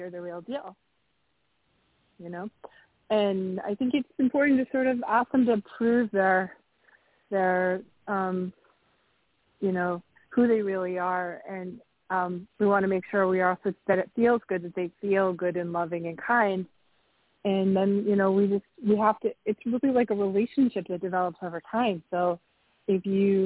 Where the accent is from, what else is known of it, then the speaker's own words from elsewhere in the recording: New England, United States; I grew up in New England